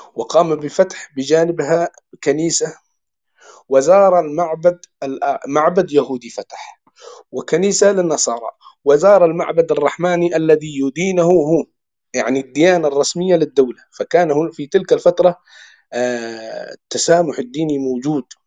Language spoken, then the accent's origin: Arabic; Yemen; عندنا في اليمن